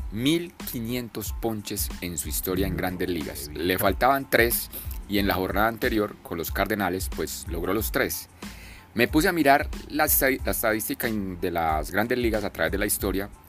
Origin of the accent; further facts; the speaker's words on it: Colombia; como decimos aquí en Colombia.